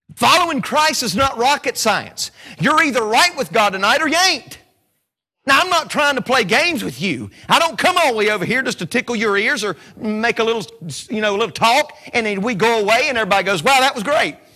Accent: Statesville, North Carolina, United States; I'm from Statesville, North Carolina.

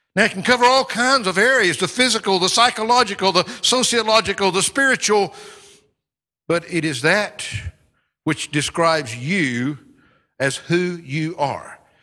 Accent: United States; now in United Kingdom; part of my identity today, like it or not, is that I'm an American, because that's where I come from

